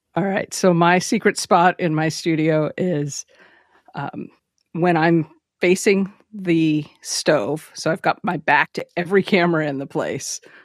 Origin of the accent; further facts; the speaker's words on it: West Coast, United States; I grew up on the West Coast